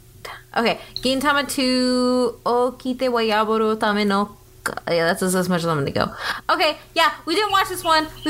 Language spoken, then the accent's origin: English; United States; I'm American.